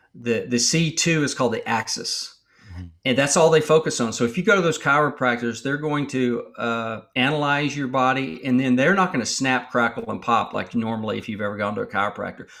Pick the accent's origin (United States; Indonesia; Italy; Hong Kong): United States; Texas; I grew up in Texas